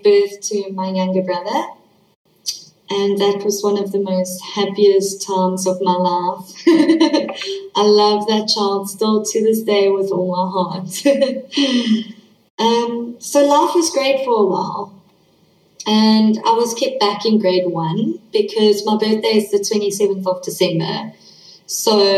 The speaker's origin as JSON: {"language": "English", "town": "East London", "region": "Eastern Cape", "country": "South Africa", "tie": "born or raised there", "also_born_or_lived": "Johannesburg, South Africa", "said": "when I was 4 years old, we moved from Johannesburg, South Africa, to East London, South Africa."}